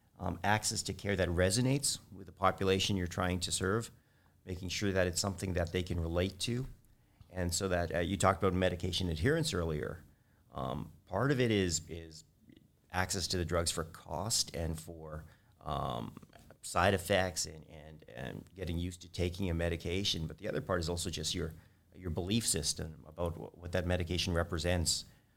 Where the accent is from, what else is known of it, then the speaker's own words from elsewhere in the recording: Edmonton, Alberta, Canada; also born or lived in Ontario; I was born in Canada. I was actually born in Ontario, but I moved to Edmonton when I was 8.